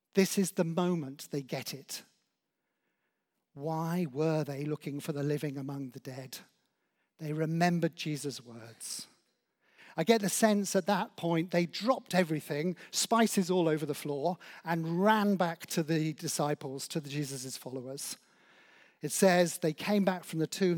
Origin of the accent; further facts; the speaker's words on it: Oswestry, West Midlands, United Kingdom; now in Claygate, United Kingdom; as a child growing up in Oswestry in Shropshire